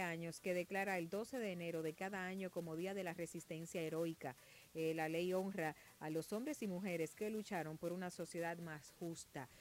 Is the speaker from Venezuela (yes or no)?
no; Dominican Republic; como dominicanos